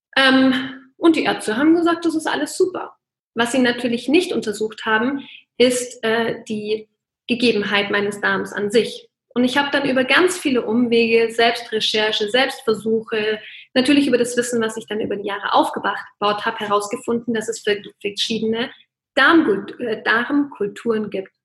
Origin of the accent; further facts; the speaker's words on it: Bavaria, Germany; bei uns in Bayern